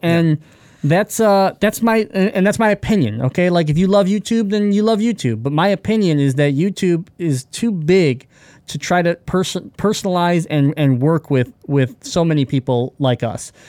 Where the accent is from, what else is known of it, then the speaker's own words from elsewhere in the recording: Michigan, United States; we're from Michigan